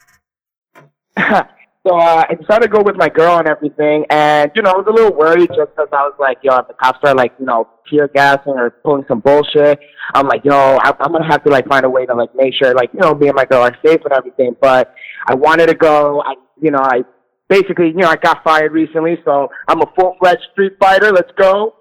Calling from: New York City, New York, United States; I'm calling in from New York City

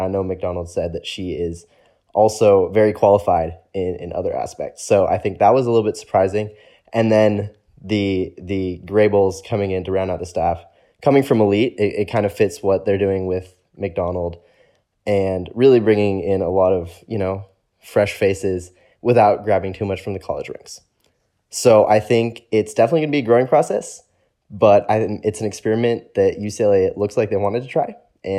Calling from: Sweden; It's very interesting because I'm doing this from Sweden.

